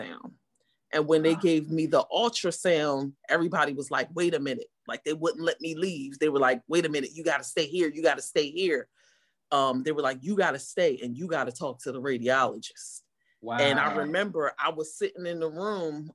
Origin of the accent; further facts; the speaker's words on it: Deptford, New Jersey, United States; I am from Deptford, New Jersey